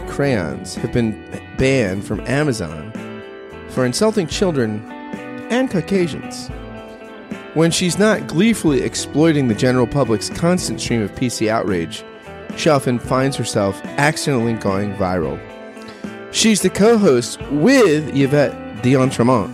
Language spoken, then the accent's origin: English; New Jersey, United States; I grew up in New Jersey